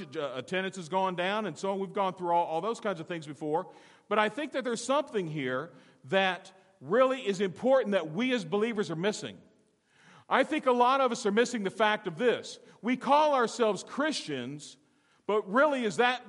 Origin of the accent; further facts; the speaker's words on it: Alabama, United States; I'm from Alabama